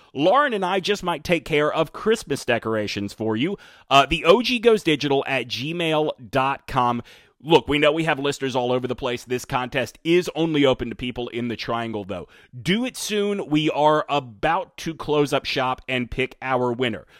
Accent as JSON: {"language": "English", "region": "Alabama", "country": "United States", "tie": "born or raised there", "said": "My pronunciation is informed by growing up in Alabama"}